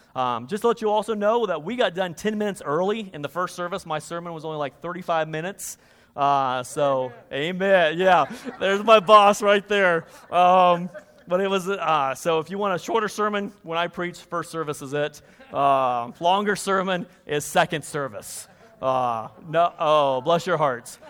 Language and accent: English; Kansas, United States; moved away; I'm originally from Kansas